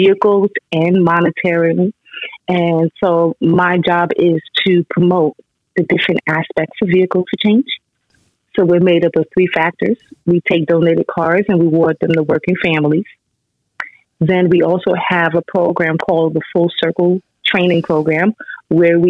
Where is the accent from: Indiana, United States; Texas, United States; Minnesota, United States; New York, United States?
New York, United States; moved away as an adult; also born or lived in Baltimore, Maryland; now in Maryland, United States; I'm a native New Yorker, so I had to head back to New York